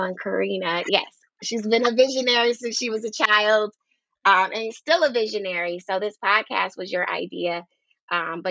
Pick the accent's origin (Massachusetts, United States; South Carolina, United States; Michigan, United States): Michigan, United States; Detroit; we went from Detroit, Michigan, both of us